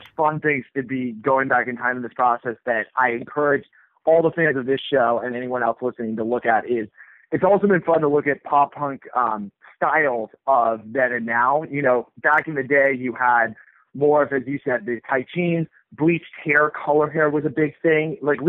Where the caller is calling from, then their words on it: San Francisco, California, United States; I mean, I'm talking from San Francisco, where flannel's always been cool